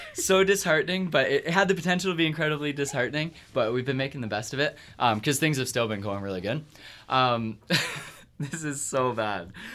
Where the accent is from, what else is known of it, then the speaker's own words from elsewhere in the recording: Kingston, Ontario, Canada; moved away; my hometown's Kingston